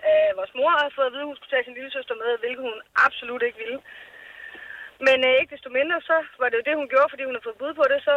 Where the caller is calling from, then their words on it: Ruds Vedby, Zealand, Denmark; Rudes Vedeby.